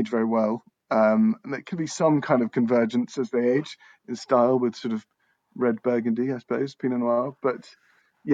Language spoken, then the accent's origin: English; England, United Kingdom; I'm English